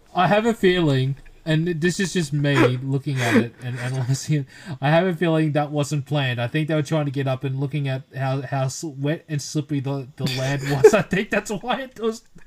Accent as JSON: {"language": "English", "country": "Philippines", "said": "we're Filipino"}